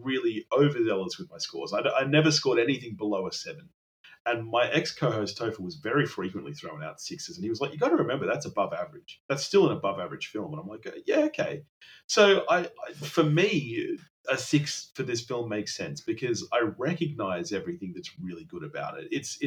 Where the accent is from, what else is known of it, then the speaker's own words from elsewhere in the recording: Australia; I'm Australian